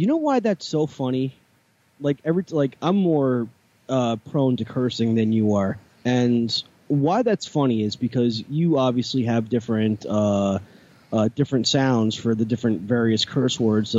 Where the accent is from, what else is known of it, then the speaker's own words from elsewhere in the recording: New York, United States; Tyson, like I'm from New York